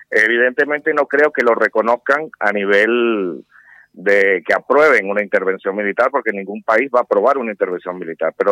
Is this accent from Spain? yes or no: no; Venezuela; como venezolano digo que el momento es ahora.